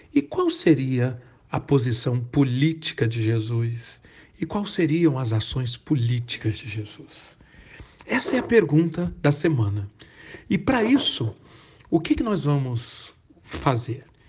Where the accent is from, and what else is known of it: Brazil